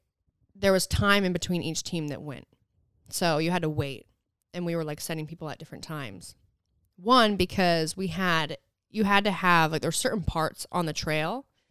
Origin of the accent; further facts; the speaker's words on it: Santa Cruz, California, United States; However, though, we're from Santa Cruz.